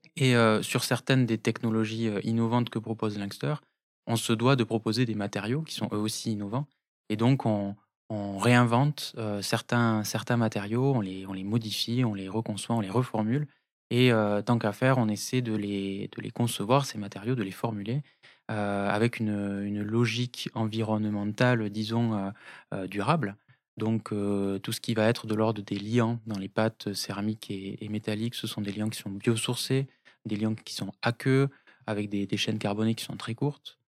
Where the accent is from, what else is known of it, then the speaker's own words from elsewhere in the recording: Toulouse, Occitania, France; also born or lived in Tarbes; je suis né à Toulouse